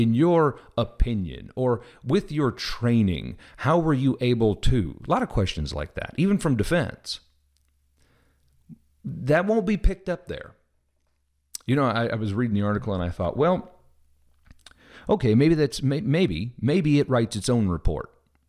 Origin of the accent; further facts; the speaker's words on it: Midwest, United States; also born or lived in Southern US; I'm from the Midwest, but I've lived most of my life in the South, and I'm sure I've picked some up.